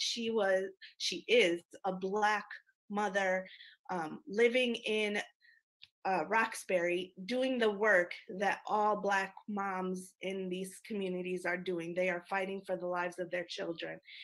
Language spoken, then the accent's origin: English; Lebanon; moved away; I am an immigrant. I was born in Lebanon